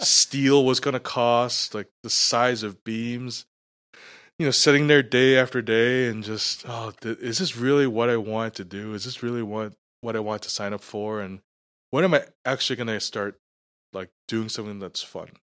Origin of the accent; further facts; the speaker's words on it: New York, United States; also born or lived in Scarborough / Markham; now in Canada; Growing up in New York, I grew up, uh, in Little Italy, which was surrounded by Chinatown.